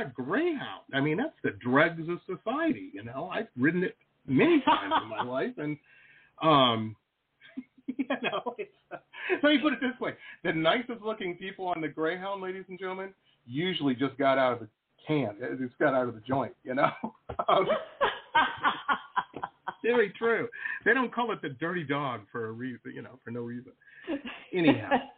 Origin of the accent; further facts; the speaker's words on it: Detroit, Michigan, United States; I grew up in Metro Detroit on the border of Canada